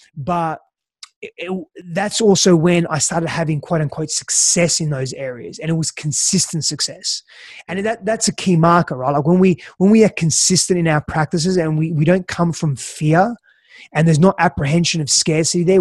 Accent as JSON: {"language": "English", "country": "Australia", "tie": "born or raised there", "also_born_or_lived": "Greece", "said": "I was born in Australia, but then lived in Greece for the first few years of my life. Uh, my father's Greek, mother's Italian. And, and spent, um, you know, came back to Australia when, when I was about, I think, five, five and a bit"}